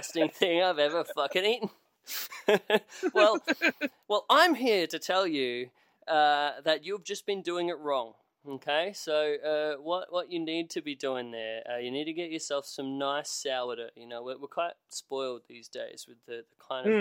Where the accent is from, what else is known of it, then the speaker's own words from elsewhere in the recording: Australia; as an Australian